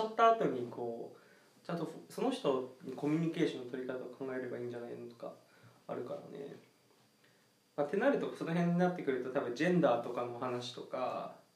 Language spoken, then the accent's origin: Japanese; Okinawa, Japan; 俺沖縄出身だから